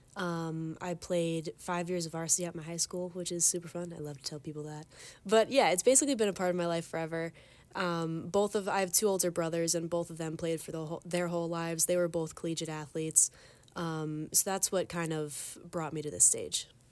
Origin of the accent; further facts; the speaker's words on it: Long Island, New York, United States; moved away as an adult; now in Ithaca, United States; I'm from Long Island